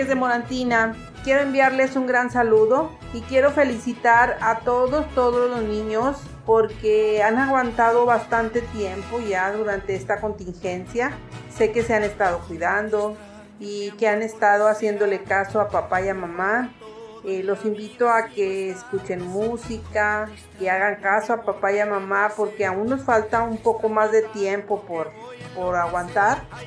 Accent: Monterrey, Nuevo León, Mexico; soy de Monterrey, Nuevo León

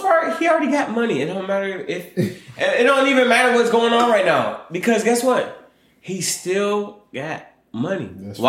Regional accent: Michigan, United States; and I'm from Michigan.

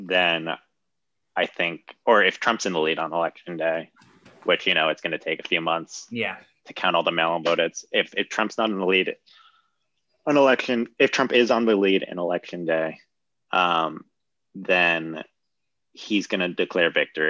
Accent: United States; I love being an American

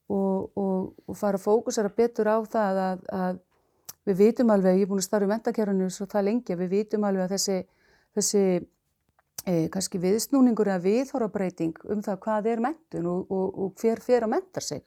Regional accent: Reykhólar, Westfjords, Iceland; moved away; ég kem úr sveit, ég er uppalinn í sveit, bara sveitastúlka úr, frá hérna, Reykjólum, aln upp þar

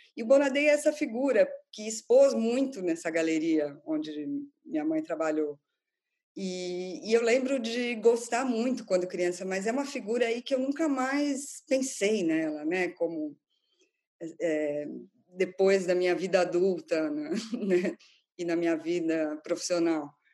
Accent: São Paulo, Brazil; moved away as an adult; now in London, United Kingdom; eu sou de São Paulo

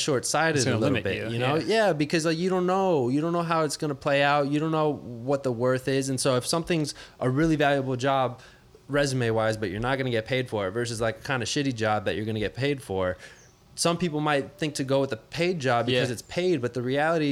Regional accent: Miami, Florida, United States; I'm from Miami, grew up in South Florida

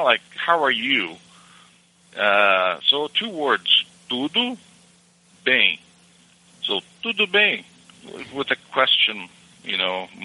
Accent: Brazil; English is a second language; moved away as an adult; now in United States; I'm from Brazil. I was born and raised in Brazil. I've been in U.S. since 2000

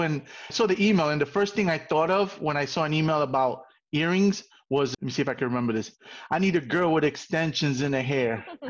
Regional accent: New York City, New York, United States; also born or lived in Puerto Rico / Brooklyn / Queens; I was born in Puerto Rico and came to New York when I was 5 and I've been pretty much Bronx until like I moved out on my own.

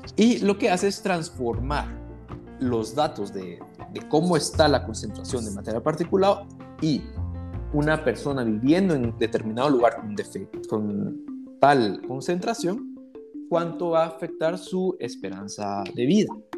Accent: Guatemala; nosotros en Guatemala

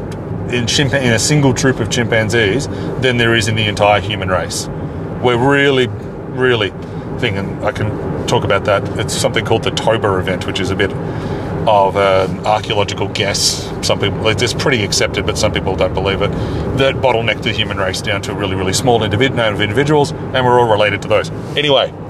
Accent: Australia; as an Australian speaking English

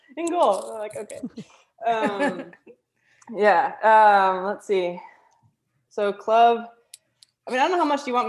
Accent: Florida, United States; also born or lived in Minnesota; now in Australia; I was born in Minnesota, very quickly moved to Florida when I was about five. So pretty much I'm Floridian, I guess.

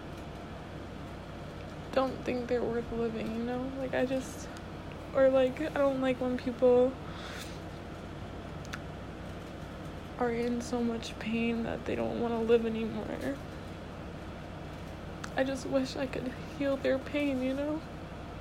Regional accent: Connecticut, United States; I'm from Connecticut

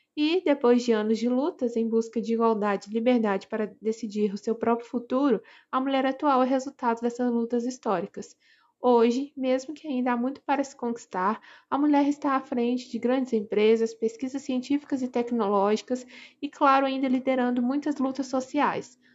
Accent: interior of Minas Gerais, Brazil; sou do interior de Minas Gerais

